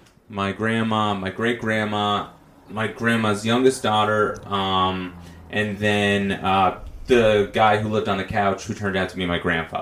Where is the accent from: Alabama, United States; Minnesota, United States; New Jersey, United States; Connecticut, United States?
New Jersey, United States; Bloomfield; I grew up in Bloomfield.